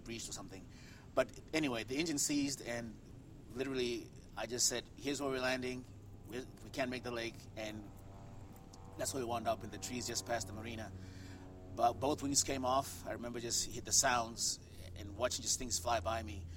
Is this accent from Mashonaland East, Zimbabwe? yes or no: no; Harare, Zimbabwe; moved away as an adult; Harare, Harare, Zimbabwe, is where I grew up